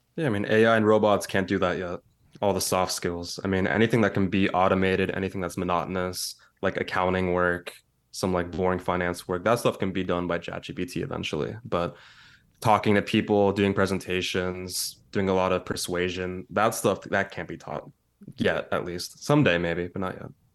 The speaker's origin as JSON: {"language": "English", "area": "San Francisco Bay Area", "region": "California", "country": "United States", "tie": "born or raised there", "also_born_or_lived": "East Bay / San Diego", "said": "my entire life. So I grew up mainly in the Bay Area, the San Francisco Bay Area."}